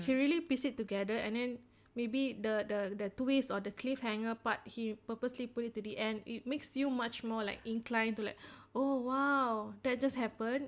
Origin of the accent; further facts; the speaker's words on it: Singapore; as Singaporean designers, we tend to have very high context communication